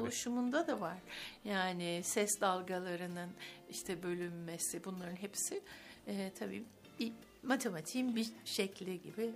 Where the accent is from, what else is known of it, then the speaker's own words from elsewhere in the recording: Istanbul, Turkey; also born or lived in Ankara / Bodrum / Cambridge; İstanbul'dayım evet, İstanbul'da doğdum.